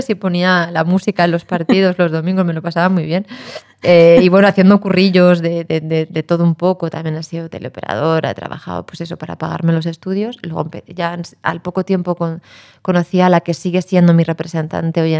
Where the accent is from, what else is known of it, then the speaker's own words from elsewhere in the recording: A Coruña, Galicia, Spain; Acabo de pasar un tiempito estupendo en mi tierra madre, en La Coruña